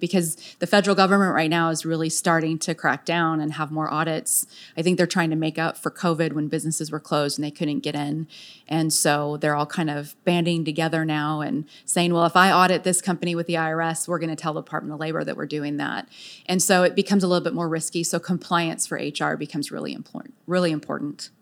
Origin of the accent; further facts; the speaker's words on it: San Diego, California, United States; also born or lived in Virginia / Texas; now in Frisco, United States; I was born and raised in San Diego